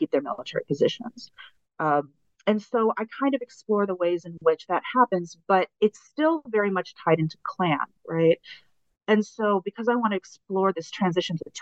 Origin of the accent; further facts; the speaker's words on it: United States; also born or lived in Iwanuma, Japan; as an American traveling abroad. Like, it's hard to realize that I'm American until you're somewhere where no one else is American